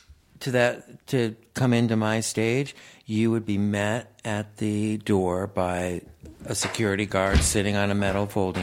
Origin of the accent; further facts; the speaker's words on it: Sarasota, Florida, United States; also born or lived in Peekskill, New York / Oneonta, New York; I grew up in Oneonta, New York, really tiny little town in upstate New York. And then we moved, when I was in fourth grade, to Florida, Sarasota, Florida, winter headquarters of Ringling Brothers Circus.